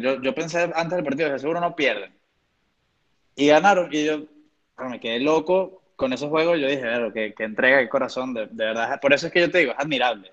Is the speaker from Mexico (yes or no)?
no; Venezuela